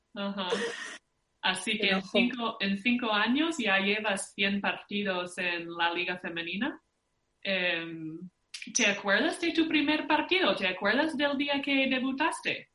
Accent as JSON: {"language": "Spanish", "region": "Minnesota", "country": "United States", "moved": "yes", "said": "somos de Minnesota"}